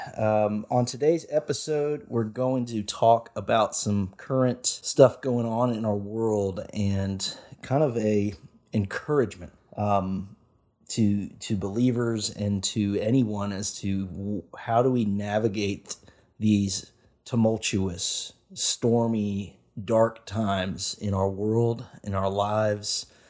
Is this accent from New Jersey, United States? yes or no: no; Nashville, Tennessee, United States; I grew up in Nashville, area, in the Nashville area as well